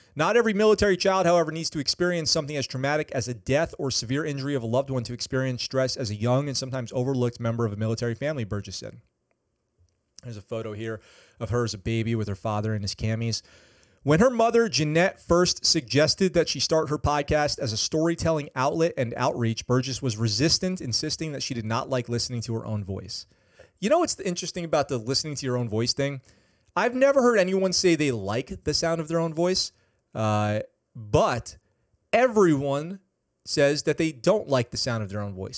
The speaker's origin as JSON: {"language": "English", "town": "Poughkeepsie", "region": "New York", "country": "United States", "tie": "born or raised there", "said": "I grew up in Poughkeepsie. Poughkeepsie, New York"}